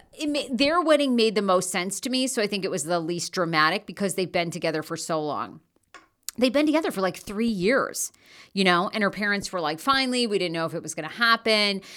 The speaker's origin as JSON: {"language": "English", "region": "Maine", "country": "United States", "moved": "yes", "lives_now": "Los Angeles, United States", "said": "I'm originally from Maine"}